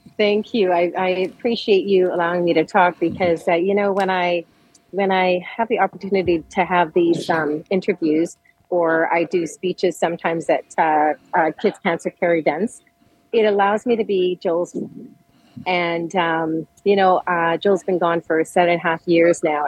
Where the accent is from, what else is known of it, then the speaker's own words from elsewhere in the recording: Edmonton, Alberta, Canada; now in Calgary, Canada; I was born and raised in Edmonton